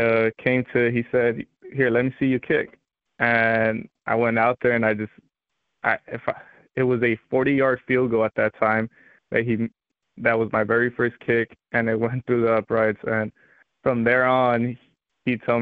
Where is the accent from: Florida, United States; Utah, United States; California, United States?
California, United States; Los Angeles; moved away as an adult; also born or lived in South Gate, California / Moreno Valley, California; now in Moscow, Idaho, United States; grew up living in South Central Los Angeles for about the age of 4 to 12